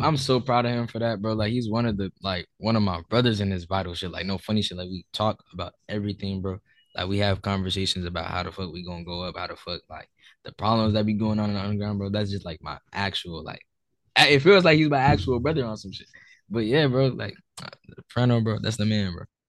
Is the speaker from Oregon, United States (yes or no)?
no; Newark, New Jersey, United States; I'm from New Jersey, Newark, New Jersey